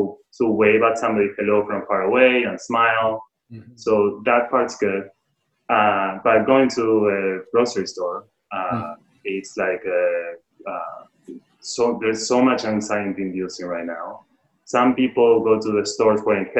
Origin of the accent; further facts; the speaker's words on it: Argentina; moved away; I'm from Argentina